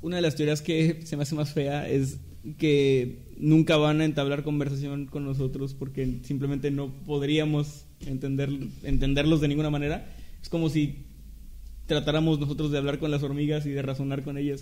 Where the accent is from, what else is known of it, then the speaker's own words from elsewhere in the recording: Mexico; somos mexicanos